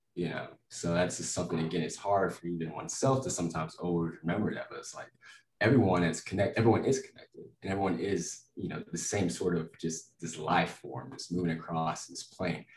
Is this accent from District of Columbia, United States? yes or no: no; Lubbock, Texas, United States; moved away as an adult; also born or lived in Florida; now in Denver, United States; I'm from Lubbock, Texas. I'm from West Texas, uh, Yeehaw County. God, guns, football, cotton, oil. the most, most, stereotypical part of Texas possible. I loved it. I mean, super close, family knit. Uh, everyone kind of looks out for each other. Uh, so I grew up there all my life